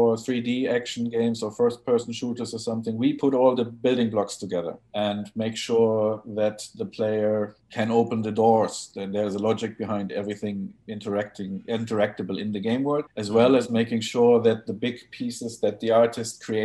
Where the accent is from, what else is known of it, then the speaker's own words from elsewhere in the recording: Hamburg, Germany; also born or lived in Wales; I'm from Hamburg originally